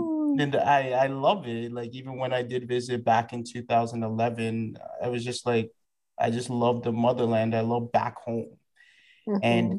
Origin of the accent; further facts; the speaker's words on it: Canada; being Ghanaian West African and having both my parents born in Ghana, where I was born in Canada, I was still really involved in the culture.